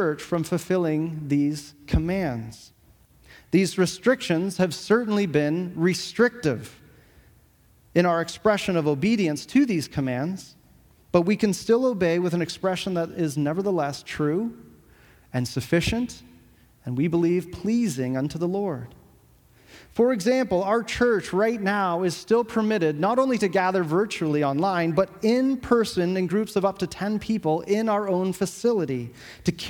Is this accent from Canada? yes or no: yes; Canada; as citizens of Canada in this country